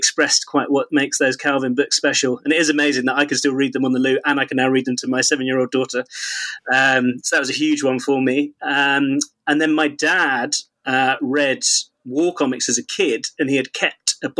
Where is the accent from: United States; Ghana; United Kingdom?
United Kingdom; Kingston upon Thames, London; I grew up in Kingston-upon-Thames